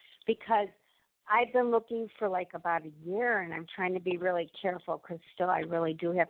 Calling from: Illinois, United States

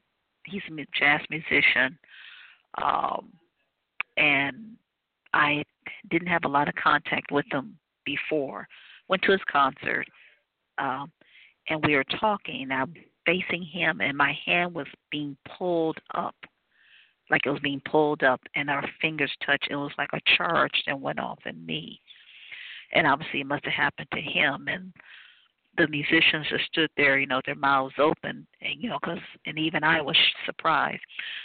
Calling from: Cleveland, Ohio, United States; I'm calling from Cleveland, Ohio.

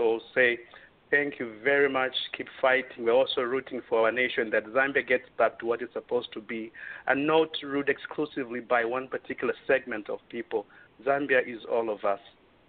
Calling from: Waterloo, Ontario, Canada; I'm calling from Waterloo, Canada.

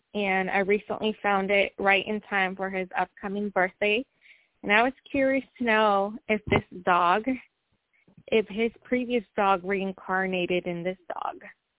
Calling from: Washington, United States; Where are you calling from? From Washington.

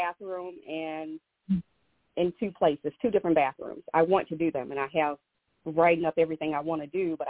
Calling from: Georgia, United States; Okay, I'm calling in from Georgia.

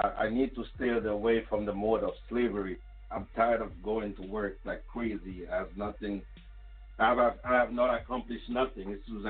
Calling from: Connecticut, United States; I'm calling from Connecticut.

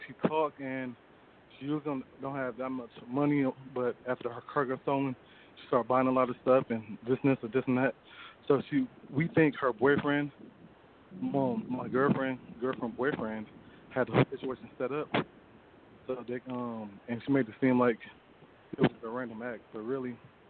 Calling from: Detroit, Michigan, United States; from Detroit.

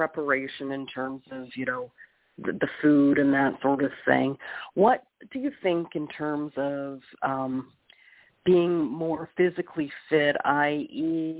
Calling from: Canada

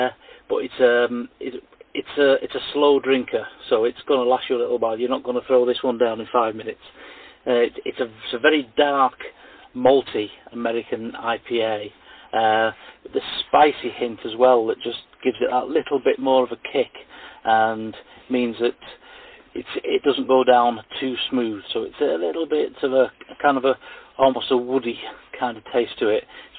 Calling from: Ilkley, Yorkshire and the Humber, United Kingdom; I'm calling now from the Bar Tat pub, or pub and dining establishment, in Ilkley in West Yorkshire.

